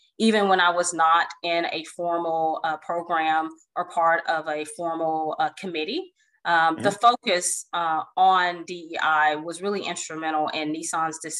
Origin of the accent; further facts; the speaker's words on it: Fort Hood, Texas, United States; I was born in Fort Hood, Texas.